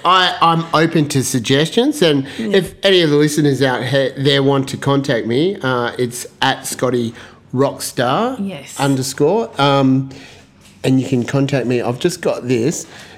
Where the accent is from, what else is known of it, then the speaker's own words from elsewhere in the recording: Western Australia, Australia; as an Australian